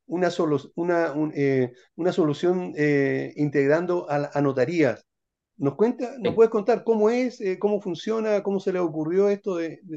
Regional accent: Santiago, Santiago Metropolitan Region, Chile; ¿podría suceder que la propiedad que yo quiera vender esté en Antofagasta yo soy de Santiago y el comprador es de Temuco

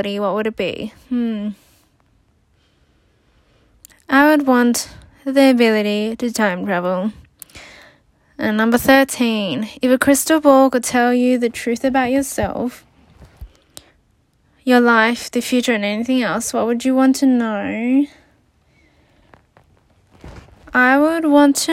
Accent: Sydney, New South Wales, Australia; also born or lived in New Zealand; I was born in New Zealand and raised in Australia. I went to primary and high school and uni in Australia, in Sydney

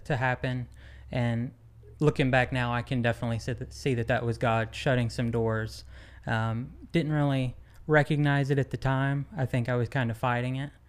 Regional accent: Van Buren, Arkansas, United States; also born or lived in Dallas, Texas; growing up in Van Buren, Arkansas

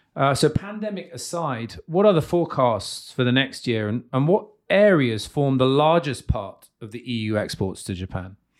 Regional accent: United Kingdom; now in Slovakia; I'm British.

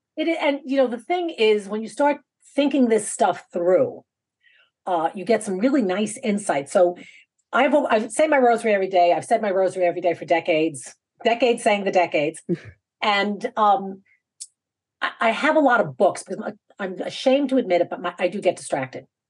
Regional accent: New York, United States; I'm from New York

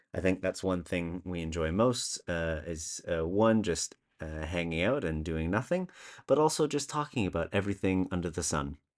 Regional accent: Canada; moved away as an adult; now in Copenhagen, Denmark; I'm originally Canadian, although I've been living in Copenhagen, uh, the great city in Denmark, for over eight years now

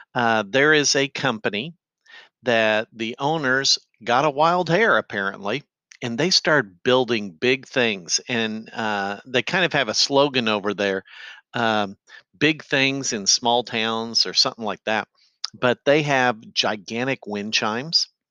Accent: Effingham, Illinois, United States; my hometown of Effingham

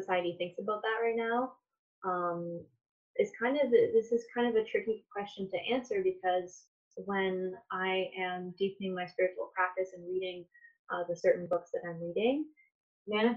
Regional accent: Toronto, Ontario, Canada; moved away as an adult; now in Kitchener, Canada; I live in Kitchener now, born and raised in Toronto, Ontario.

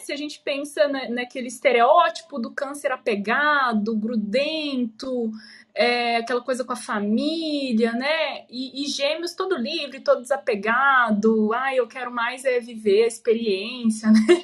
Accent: Goiânia, Goiás, Brazil; now in Curitiba, Brazil; Porque eu moro em Curitiba, mas eu sou de Goiânia

